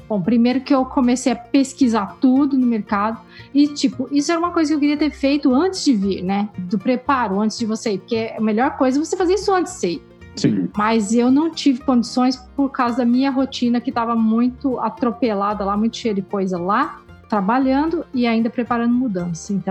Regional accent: Brazil; moved away as an adult; E eu não sei, eu não tive esse sentimento quando eu vim do Brasil para cá, eu acho, porque eu vim para estudar.

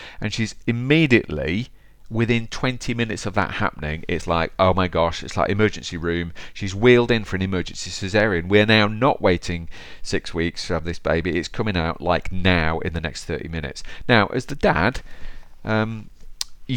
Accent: Derby, East Midlands, United Kingdom; my hometown of Derby

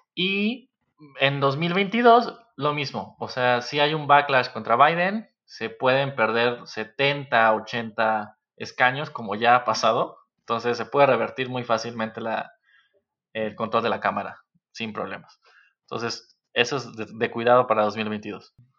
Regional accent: Mexico; como mexicanos

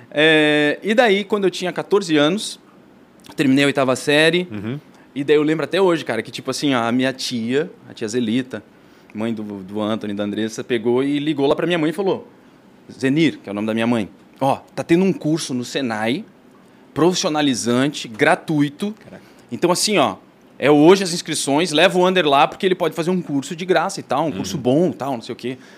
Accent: Blumenau, Santa Catarina, Brazil; assim, ó, eu sou de Blumenau, do Tribes, da Rua Chapecó, número 103. A minha mãe e meu pai tinham uma casa lá, e construída, assim, a demorou 10 anos para construir.

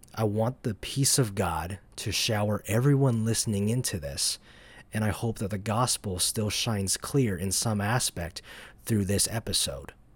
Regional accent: Dacula, Georgia, United States; also born or lived in Atlanta, Georgia; I'm from North Georgia. I was born in downtown Atlanta, Although for most of my life, I've lived in a city called Dacula, which is northeast of Atlanta

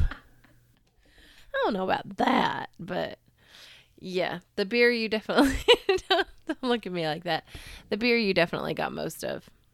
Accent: United States; accent: Super American; my Super American accent

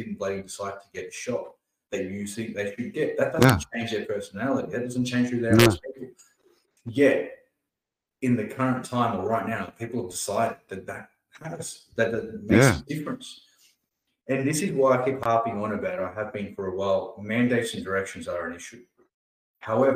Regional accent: India; also born or lived in Australia; now in Sydney, Australia; Australia is my home country. Yes, I was born in India

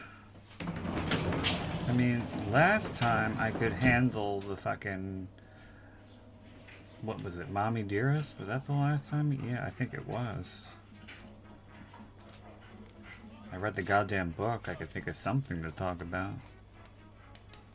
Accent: United States; I grew up in the United States.

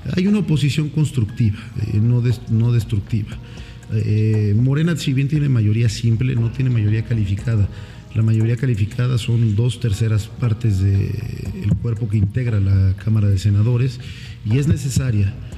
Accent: Oaxaca de Juárez, Oaxaca, Mexico; also born or lived in Tuxtepec; nazco aquí en la ciudad de Oaxaca de Juárez un 2 de junio de 1988

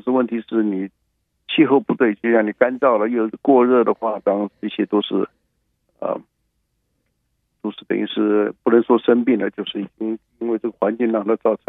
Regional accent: China; now in United States; 我们尤其我们中国人也不太喜欢去跟他们 fight。

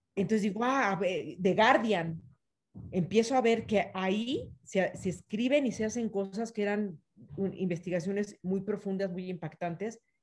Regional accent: Mexico City, Mexico; also born or lived in Yucatán; yo nací en la Ciudad de México, pero estoy muy permeada por la parte yucateca

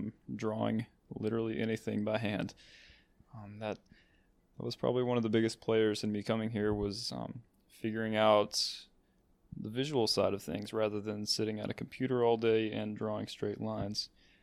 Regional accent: Kentucky, United States; moved away as an adult; now in Indiana, United States; I am from Kentucky

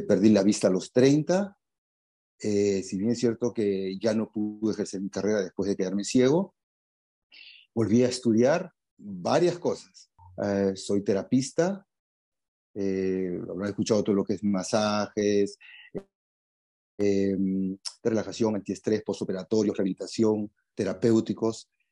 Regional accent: Lima, Peru; soy de Lima

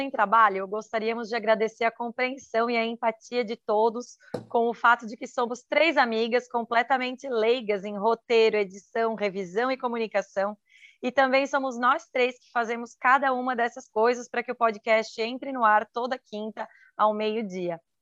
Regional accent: Santa Catarina, Brazil; sou de Santa Catarina

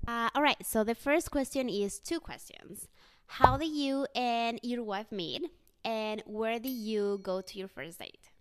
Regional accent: Mexico City, Mexico; moved away as an adult; now in United States; I was born and raised in Mexico City. I moved to the US eight years ago

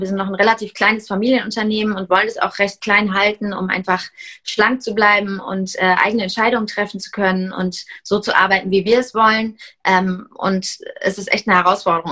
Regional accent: Heidelberg, Baden-Württemberg, Germany; also born or lived in Hamburg; wir kommen alle aus Heidelberg

